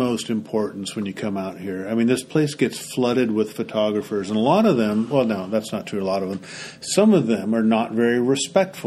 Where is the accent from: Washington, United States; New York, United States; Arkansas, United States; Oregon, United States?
Oregon, United States; I'm from Oregon.